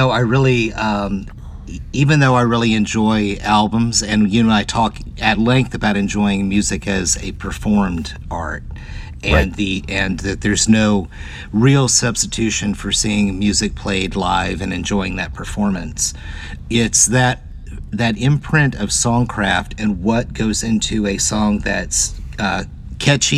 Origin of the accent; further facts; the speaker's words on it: Hampton, Virginia, United States; with Hampton being my hometown